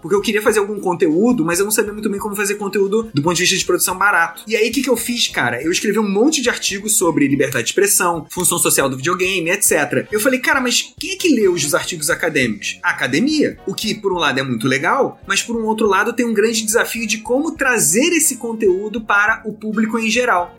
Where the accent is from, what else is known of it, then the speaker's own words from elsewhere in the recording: Rio de Janeiro, Brazil; eu sou do Rio de Janeiro